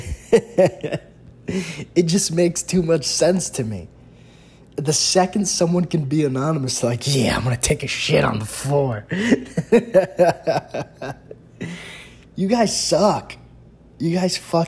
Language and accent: English; New York, United States; being a New Yorker